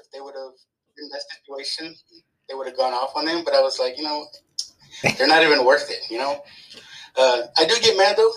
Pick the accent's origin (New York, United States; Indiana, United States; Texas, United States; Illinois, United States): Texas, United States; San Antonio; also born or lived in California; I consider myself a Texan.